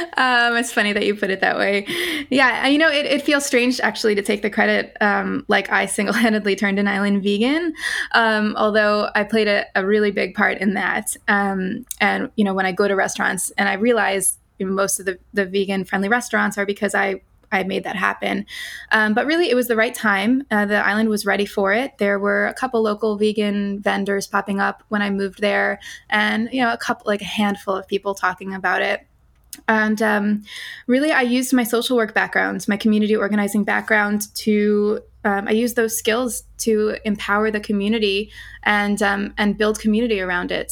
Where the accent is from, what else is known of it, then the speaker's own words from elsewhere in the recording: New York City, New York, United States; moved away as an adult; also born or lived in Netherlands; I grew up mostly in New York City